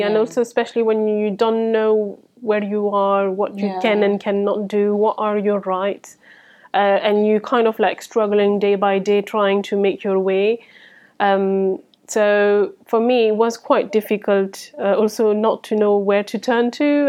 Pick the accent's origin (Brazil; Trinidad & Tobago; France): France; English is a second language; moved away as an adult; So I moved here from France. I followed my ex-husband with my three children. And I couldn't speak a word of English.